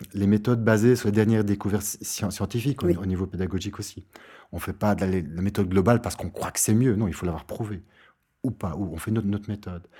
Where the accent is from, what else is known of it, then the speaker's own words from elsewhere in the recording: Brussels, Brussels-Capital Region, Belgium; comme on dit chez nous à Bruxelles